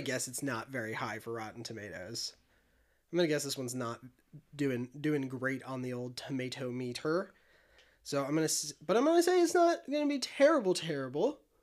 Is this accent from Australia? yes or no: no; Illinois, United States; I'm from the Midwest